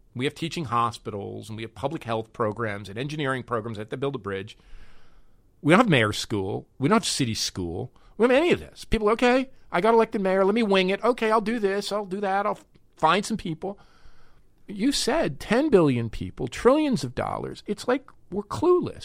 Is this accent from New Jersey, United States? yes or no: yes; North Arlington, New Jersey, United States; also born or lived in Newark, New Jersey; the place I grew up in New Jersey, after my folks moved from Newark, North Arlington